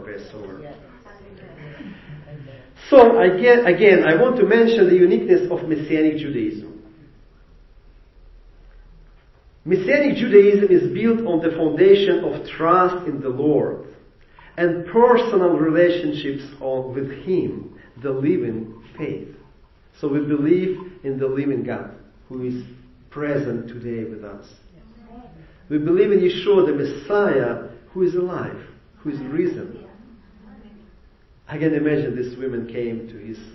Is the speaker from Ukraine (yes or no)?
yes; Ukraine; English is a second language; now in Jacksonville, United States; I came from Ukraine.